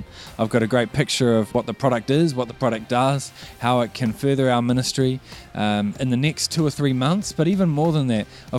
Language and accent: English; Auckland, New Zealand; I grew up in Auckland